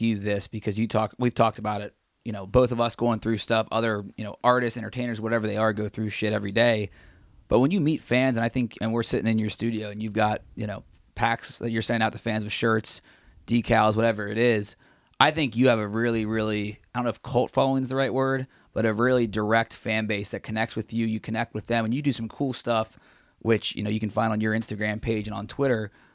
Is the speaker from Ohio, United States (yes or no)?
yes; Cincinnati, Ohio, United States; we grew up in Cincinnati